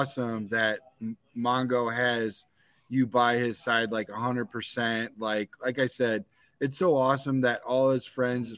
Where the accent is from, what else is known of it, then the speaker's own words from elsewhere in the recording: Visalia, California, United States; I'm from California, Visalia, near Fresno area